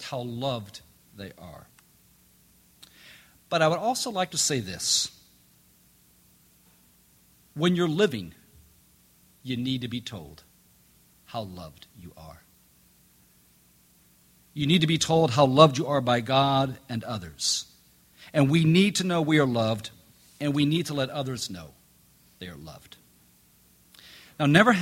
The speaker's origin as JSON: {"language": "English", "country": "Jamaica", "tie": "born or raised there", "moved": "yes", "said": "Growing up in Jamaica"}